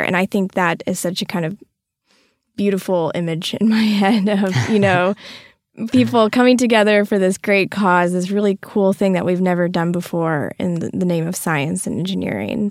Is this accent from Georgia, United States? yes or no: no; Texas, United States; also born or lived in Florida; I grew up in Texas all of my life